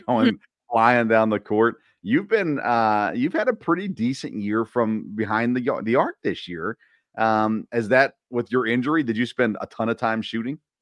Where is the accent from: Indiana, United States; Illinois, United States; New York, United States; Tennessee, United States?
Tennessee, United States; I grew up in Tennessee, Ryan grew up in Tennessee